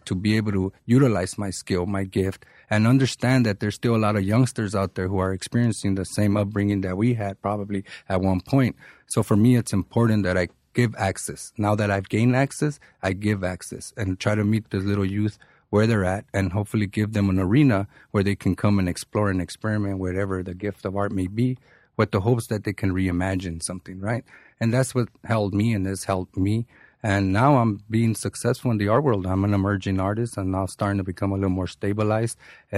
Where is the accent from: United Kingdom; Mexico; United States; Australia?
Mexico; man, I'm from Mexico, and I have never been to El DF.